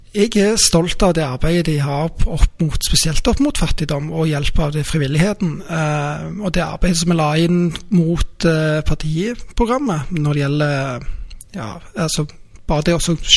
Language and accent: Norwegian; Rennesøy, Rogaland, Norway; now in Stavanger, Norway; Jeg er født i Stavanger og oppvokst på Rennesøy og flytta tilbake da jeg var 18.